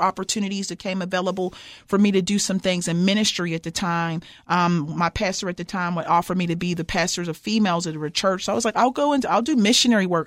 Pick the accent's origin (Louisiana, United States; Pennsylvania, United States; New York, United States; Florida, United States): Pennsylvania, United States; Pittsburgh; moved away as an adult; also born or lived in Martin, Tennessee; now in Cookeville, United States; I'm from Pittsburgh, Pennsylvania, and, um, born and raised